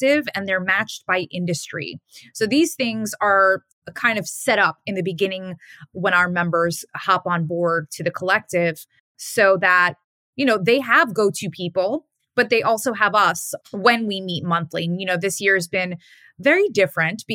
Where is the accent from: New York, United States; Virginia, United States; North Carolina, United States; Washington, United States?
New York, United States; New York City; I'm a New Yorker